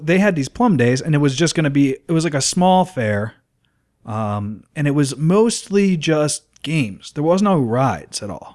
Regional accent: Plum, Pennsylvania, United States; I grew up in Plumborough

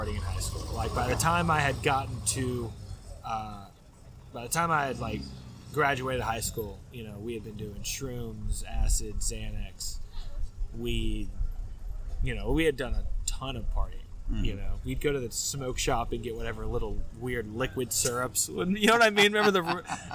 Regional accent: Marietta, Georgia, United States; I'm from Marietta, Georgia

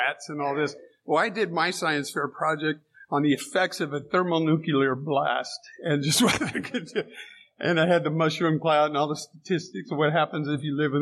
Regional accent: San Diego, California, United States; I grew up in San Diego.

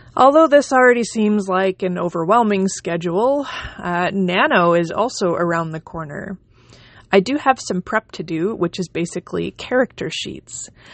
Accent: Canada; also born or lived in Manitoba; I am a Canadian independent author

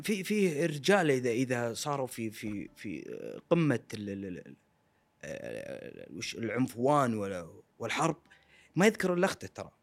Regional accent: Saudi Arabia; كلنا ك- كسعوديين

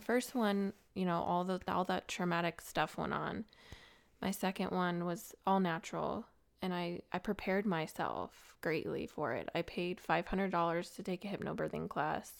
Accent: Colorado, United States; also born or lived in Gilbert, Arizona; now in Nashville, United States; I grew up in the city

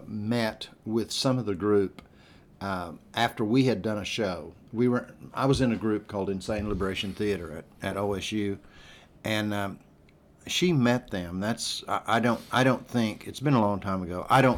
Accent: Grove, Oklahoma, United States; I was raised in Grove, Oklahoma. That's up on Grand Lake in northeast Oklahoma, for those of you that... Don't know the state too well, but anyway, I of course in a small town atmosphere, and very small town

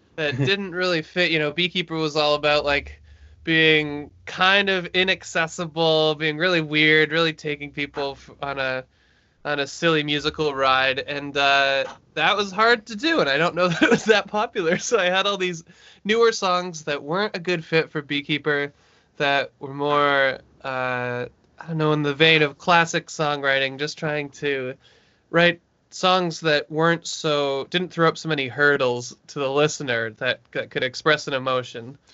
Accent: Brantford, Ontario, Canada; now in Toronto, Canada; I'm from Brantford, Ontario

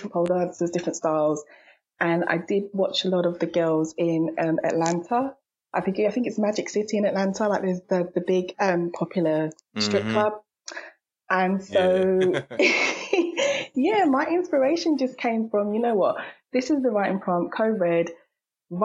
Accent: London, United Kingdom; I'm from London, so that's probably one of the most diverse cities in the world

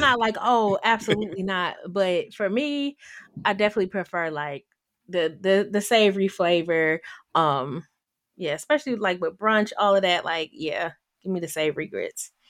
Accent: Detroit, Michigan, United States; moved away as an adult; also born or lived in Washington, D.C.; I am from Detroit, Michigan, born and raised

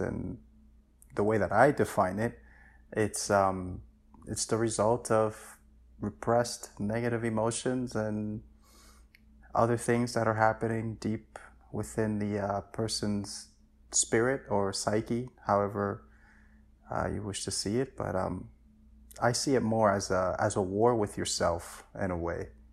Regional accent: New York City, New York, United States; also born or lived in Dominican Republic; I came to the States when I was, uh, almost seven years old, and I just been in New York my entire life since then

